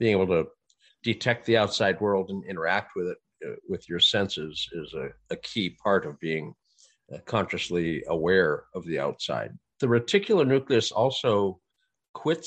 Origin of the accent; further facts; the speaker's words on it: North Dakota, United States; now in California, United States; Or I grew up in North Dakota. They have ditches there.